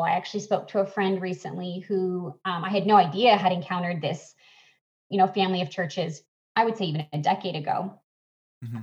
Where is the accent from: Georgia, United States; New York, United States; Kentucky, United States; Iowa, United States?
Georgia, United States; Atlanta; moved away; my hometown of Atlanta